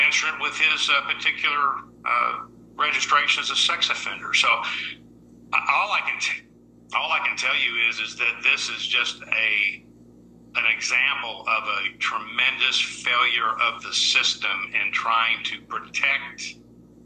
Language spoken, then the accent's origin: English; Tulsa, Oklahoma, United States; I was raised in Tulsa, Oklahoma, about an hour north of Henrietta